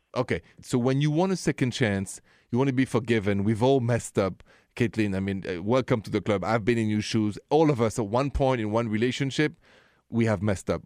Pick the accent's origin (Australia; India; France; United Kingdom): France; Paris, Île-de-France; accent: French; English is a second language; moved away; my accent is French, from Paris actually.